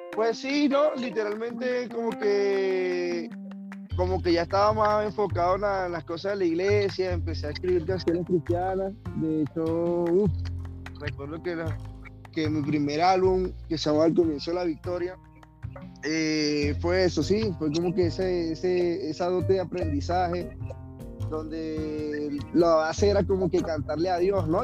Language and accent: Spanish; Cabimas, Zulia, Venezuela; moved away as an adult; now in Colombia; yo soy del Zulia, del estado Zulia, Venezuela, de Cabimas específicamente